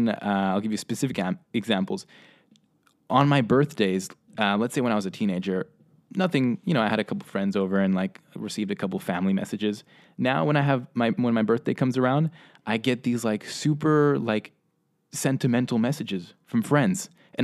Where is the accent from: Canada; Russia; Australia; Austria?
Russia; also born or lived in Spain / Hong Kong; I grew up in Russia, Spain, and Hong Kong, traveled the world as a kid, had a great lifestyle.